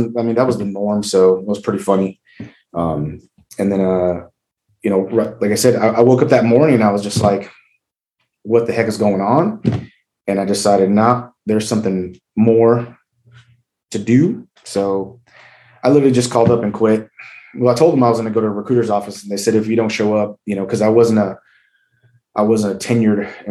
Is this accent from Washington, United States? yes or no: no; San Diego, California, United States; moved away as an adult; I'm originally from San Diego, California.